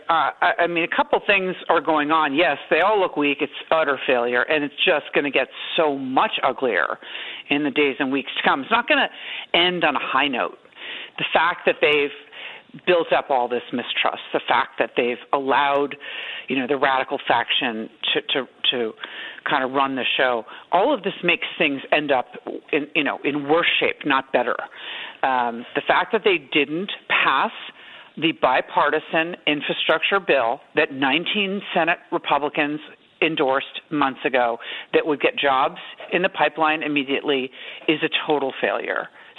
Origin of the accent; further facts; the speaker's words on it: New York City, New York, United States; I grew up in New York City, and we, you know, had to ride up and down elevators to trick-or-treat.